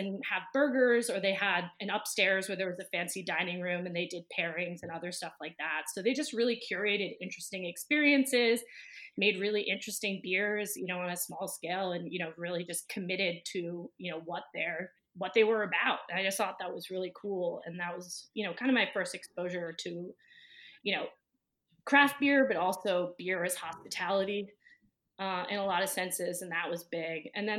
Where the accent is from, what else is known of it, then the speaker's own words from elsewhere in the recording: New Jersey, United States; I grew up in New Jersey, only about, you know, a little over an hour outside the city, but pretty removed, you know, in that it was probably like the edge of where people, for the most part, didn't have too many parents commuting to the city, but mine did.